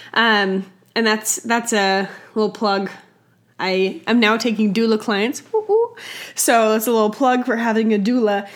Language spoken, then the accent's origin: English; Utah, United States; my home state of Utah